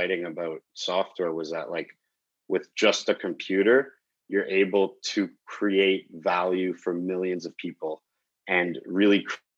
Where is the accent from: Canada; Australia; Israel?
Canada; Calgary, Alberta; also born or lived in Belgium / Europe / Toronto; Eventually, I ended up moving to Calgary, Alberta